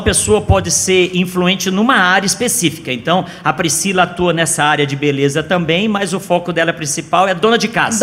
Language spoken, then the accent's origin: Portuguese; São Paulo, Brazil; now in Goiânia, Brazil; Eu também sou de São Paulo, viu, Josi? Estou aqui há 19 anos